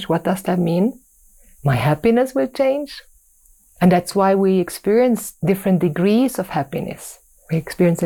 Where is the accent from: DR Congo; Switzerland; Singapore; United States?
Switzerland; growing up in Switzerland